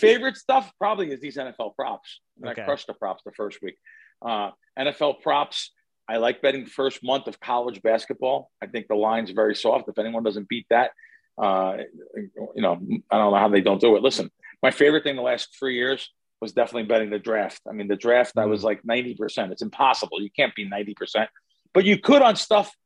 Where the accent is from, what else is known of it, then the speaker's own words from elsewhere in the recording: New Jersey, United States; I grew up in Central and North Jersey